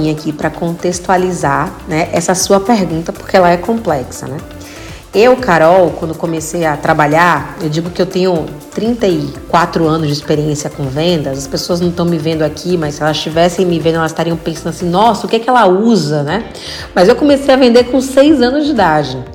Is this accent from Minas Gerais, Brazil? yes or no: no; Bahia, Brazil; Painho, né? Eu sou baiana.